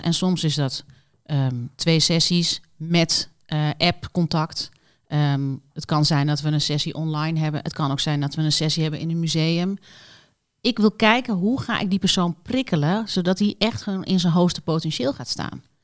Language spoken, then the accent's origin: Dutch; Doetinchem, Gelderland, Netherlands; moved away as an adult; also born or lived in Mallorca, Spain; Ik kom uit Doetinchem, ben daar geboren en getogen tot mijn achttiende.